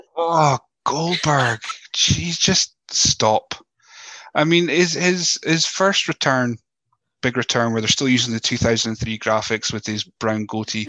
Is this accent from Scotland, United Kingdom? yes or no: yes; Scotland, United Kingdom; accent: Scottish; my voice uh, as as Scottish as it may be